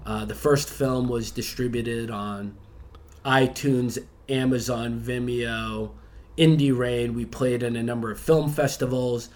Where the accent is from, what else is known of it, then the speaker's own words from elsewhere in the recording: Boston, Massachusetts, United States; moved away as an adult; also born or lived in Chicago; now in Bangkok, Thailand; I was born in Boston, um, mm-hmm. went to university there